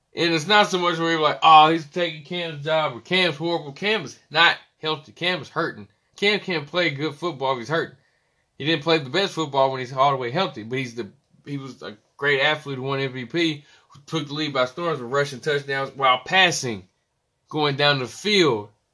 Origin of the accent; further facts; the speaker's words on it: Charleston, West Virginia, United States; I'm from West Virginia, born and raised, Charleston, West Virginia.